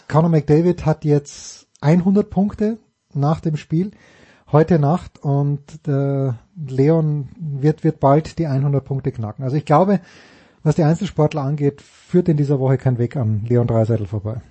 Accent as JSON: {"language": "German", "country": "Austria", "said": "als Österreicher"}